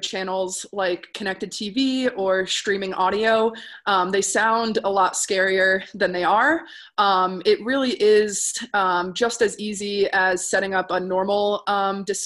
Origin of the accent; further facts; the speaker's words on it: Northeast, United States; now in Denver, United States; I'm originally from the Northeast, so I speak at the speed of light.